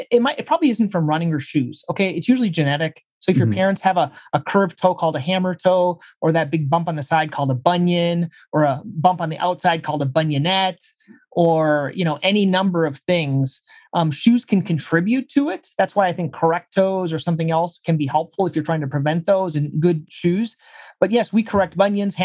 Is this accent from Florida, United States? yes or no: no; Minnesota, United States; moved away as an adult; also born or lived in Brazil; I'm from Minnesota originally